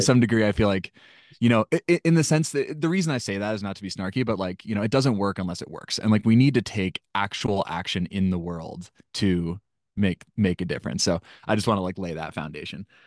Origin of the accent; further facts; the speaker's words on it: Washington, United States; I grew up in Washington State and my family spent a lot of time camping